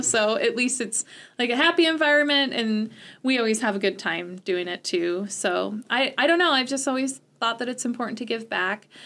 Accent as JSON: {"language": "English", "town": "Salmon", "region": "Idaho", "country": "United States", "tie": "born or raised there", "also_born_or_lived": "Modesto, California / Sonora, California", "moved": "yes", "lives_now": "Chadron, United States", "said": "I grew up most of my life in Idaho in different places."}